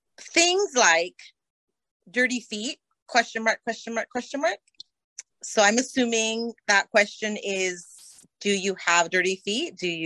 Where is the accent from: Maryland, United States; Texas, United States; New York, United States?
Texas, United States; …, I'm from Middle South Texas, so